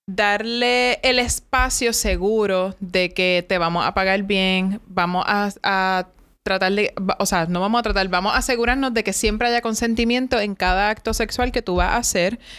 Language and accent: Spanish; Cabo Rojo, Puerto Rico; yo soy de Cabo Rojo